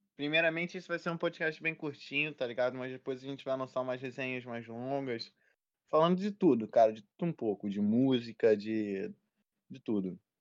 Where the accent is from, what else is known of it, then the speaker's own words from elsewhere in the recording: Rio de Janeiro, Brazil; A gente vem da Zona Norte de Irajá.